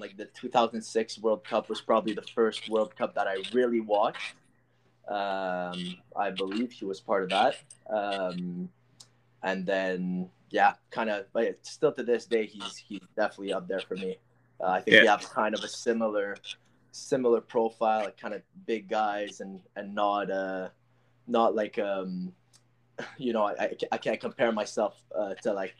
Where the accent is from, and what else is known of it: Ottawa, Ontario, Canada; born or raised there; moved away